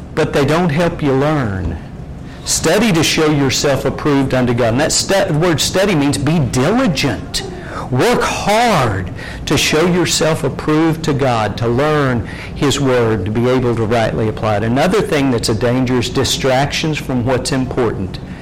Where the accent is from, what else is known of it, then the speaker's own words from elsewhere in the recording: Lindsay, Oklahoma, United States; When I was a kid growing up in Lindsay, Oklahoma